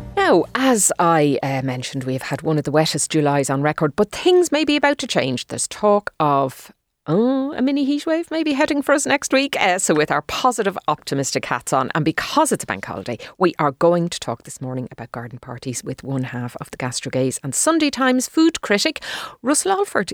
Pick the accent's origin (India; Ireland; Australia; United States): Ireland; Dublin, Leinster; I grew up in Dundrum